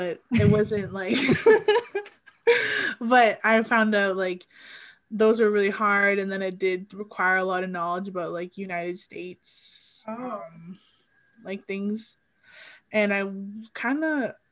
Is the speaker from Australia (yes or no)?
no; Sudbury, Ontario, Canada; also born or lived in Ottawa; I grew up on my First Nation, Atikamekw Anishinaabeg, which is just outside of Sudbury